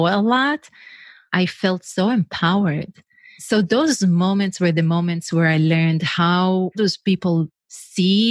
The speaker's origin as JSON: {"language": "English", "country": "Israel", "second_language": "English", "moved": "as an adult", "said": "I'm originally from Israel, if you wonder what's the accent, where is she from? So I'm originally from Israel, and in Israel, everyone needs to go to the army"}